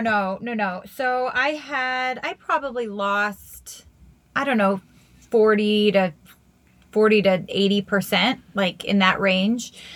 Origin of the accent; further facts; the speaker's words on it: United States; now in Nevada, United States; Maryland and Virginia and DC, like my hometown